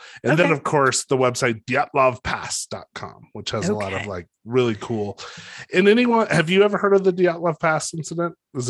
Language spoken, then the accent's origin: English; United States; we grew up out here in New Mexico, Colorado, you know, we're used to the Rockies, these big imposing mountains.